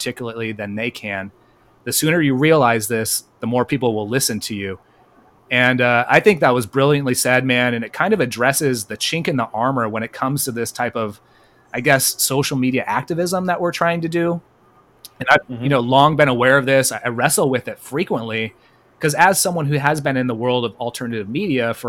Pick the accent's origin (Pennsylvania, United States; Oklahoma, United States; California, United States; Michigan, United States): California, United States; Bay Area; I'm from California, Clownifornia, and I'm from originally the Bay Area